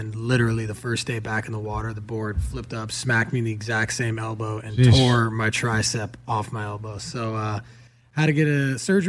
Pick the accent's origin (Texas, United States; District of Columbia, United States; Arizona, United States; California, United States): California, United States; Malibu; most of us are born and raised in Malibu, and a lot of us have stuck around.